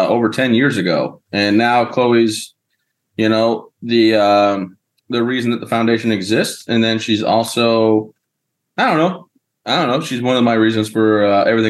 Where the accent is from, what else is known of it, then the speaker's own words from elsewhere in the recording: Michigan, United States; now in Maine, United States; I'm from Michigan